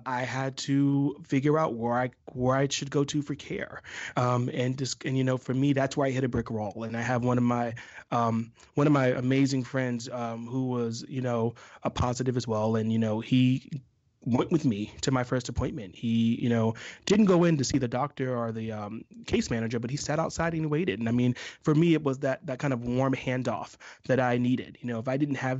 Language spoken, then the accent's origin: English; the South, United States; I'm from the South